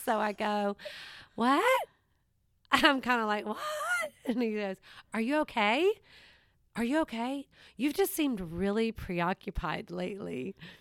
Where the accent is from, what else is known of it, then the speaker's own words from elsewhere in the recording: Savannah, Georgia, United States; moved away; This is where I'm from. So it is my hometown